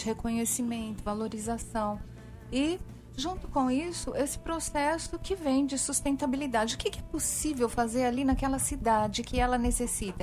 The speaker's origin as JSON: {"language": "Portuguese", "region": "São Paulo", "country": "Brazil", "moved": "yes", "lives_now": "Paraíba, Brazil", "said": "eu sou uma paulistana"}